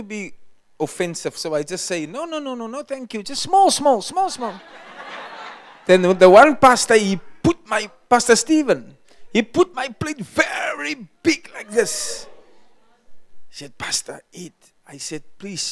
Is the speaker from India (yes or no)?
no; South Africa; I was far from South Africa